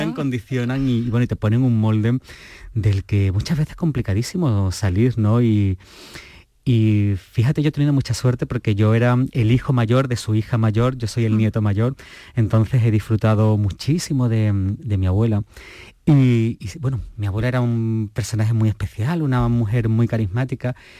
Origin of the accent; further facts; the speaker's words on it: Moguer, Andalusia, Spain; yo soy de pueblo, yo soy de, de Moguer, de, Huelva